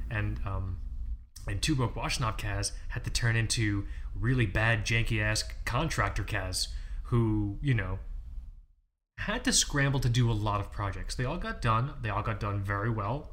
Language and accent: English; Fort Lauderdale, Florida, United States; I'm from Fort Lauderdale, I'm from the east coast of Florida